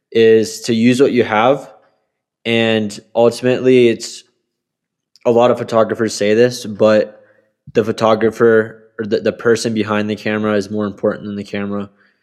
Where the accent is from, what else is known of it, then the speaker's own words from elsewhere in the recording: Colorado Springs, Colorado, United States; also born or lived in Texas / Kentucky / Maryland; So I am from Colorado Springs, Colorado. I grew up kind of all over the US with my parents being in the military, especially my mom. I ended up living in places like Texas for most of my childhood, as well as Kentucky, Maryland.